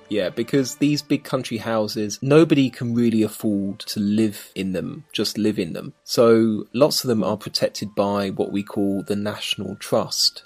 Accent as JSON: {"language": "English", "region": "London", "country": "United Kingdom", "tie": "born or raised there", "said": "where I was born in South London, it's only half an hour drive to central London"}